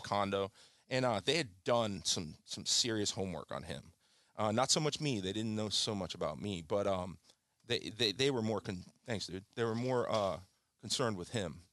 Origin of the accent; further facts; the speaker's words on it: Kingston, Jamaica; moved away; I came from a turbulent childhood. I was born in Jamaica, in Kingston, Jamaica. and I was, uh, in the seventies, which was a very turbulent, violent place.